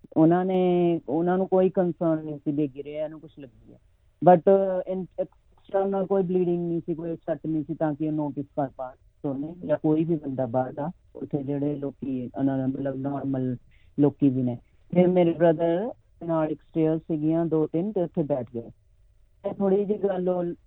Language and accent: Punjabi; Mohali, Punjab, India; moved away as an adult; now in Sydney, Australia; ਅਸੀਂ ਪੰਜਾਬ ਚ ਮੋਹਾਲੀ ਦੇ ਰਹਿਣ ਵਾਲੇ ਆ